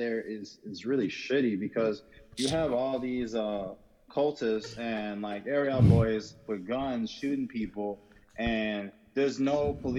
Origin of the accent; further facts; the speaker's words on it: Nigeria; That's why, like, I love being Nigerian, but the culture is very flawed in a lot of ways.